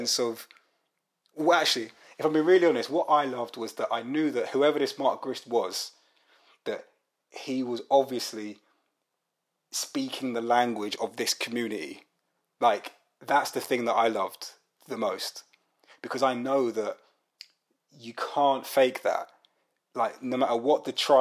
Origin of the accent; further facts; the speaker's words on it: London, United Kingdom; I grew up in Brixton in South London, and I'm not Jamaican, but the Jamaican community was massive.